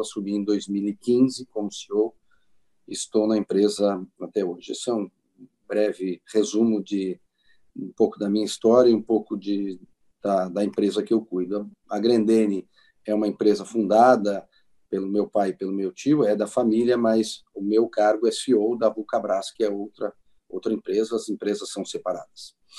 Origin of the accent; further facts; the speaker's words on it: Farroupilha, Rio Grande do Sul, Brazil; eu nasci em Farroupilha, eu sou aqui do Rio Grande do Sul, natural de Farroupilha